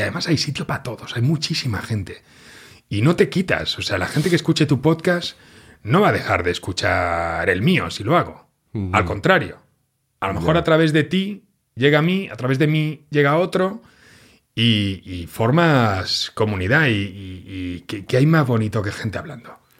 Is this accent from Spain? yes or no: yes; Catalonia, Spain; yo soy catalán